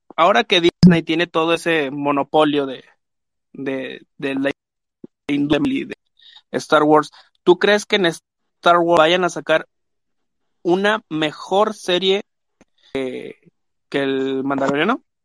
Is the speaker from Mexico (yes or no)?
yes; Mexico; soy este mexicano